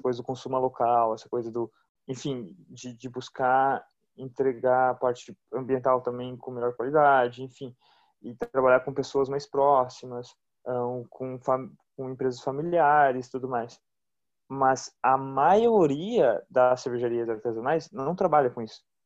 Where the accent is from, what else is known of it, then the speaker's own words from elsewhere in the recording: Brazil; como brasileiros